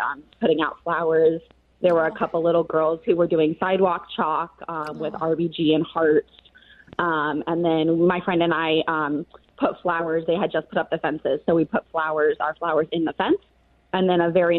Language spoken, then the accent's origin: English; California, United States; now in Washington, D.C., United States; I'm from California.